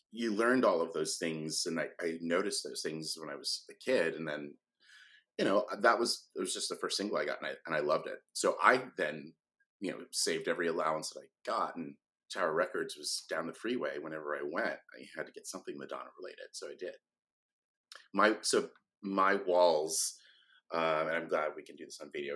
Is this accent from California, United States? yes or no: yes; Sacramento, California, United States; I grew up in Sacramento, California